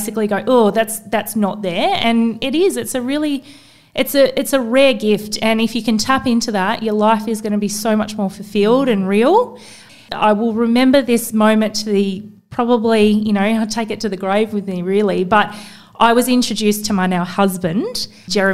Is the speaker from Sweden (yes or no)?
no; Tasmania, Australia; now in Sydney, Australia; growing up in Tassie